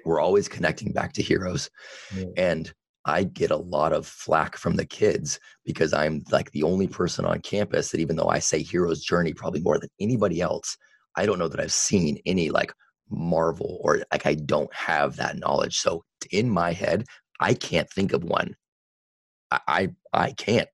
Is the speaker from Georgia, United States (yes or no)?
no; Vacaville, California, United States; in Vacaville, and that's where I grew up and have a lot of my roots